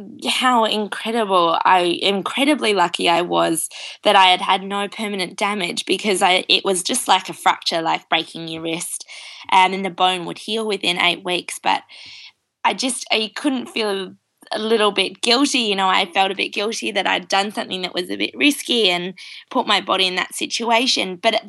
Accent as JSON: {"language": "English", "country": "Australia", "lives_now": "New Zealand", "said": "I'm calling from New Zealand, but I'm Australian. So I have a bit of an interesting mix of an accent."}